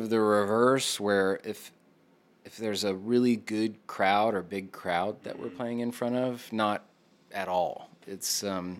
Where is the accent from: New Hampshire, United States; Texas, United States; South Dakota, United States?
Texas, United States; Greenville; also born or lived in Austin, Texas; I'm from Greenville.